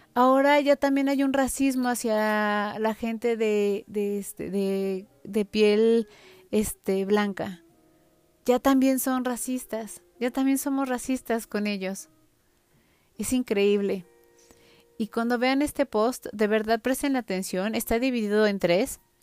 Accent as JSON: {"language": "Spanish", "country": "Mexico", "said": "como buenos mexicanos"}